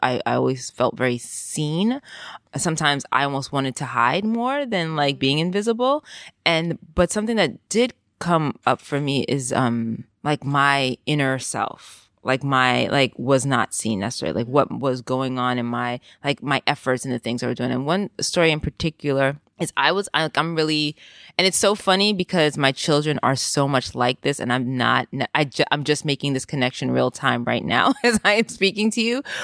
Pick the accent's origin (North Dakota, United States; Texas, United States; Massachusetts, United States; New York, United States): New York, United States; New York City; moved away as an adult; now in Amsterdam, Netherlands; I grew up in the Bronx and first generation Jamaican in the Bronx